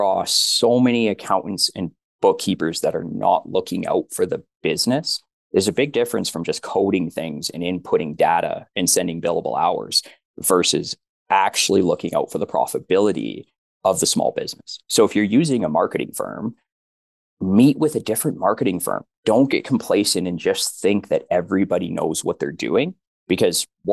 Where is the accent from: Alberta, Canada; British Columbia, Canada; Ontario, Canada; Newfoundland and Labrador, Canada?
Alberta, Canada; We're from Alberta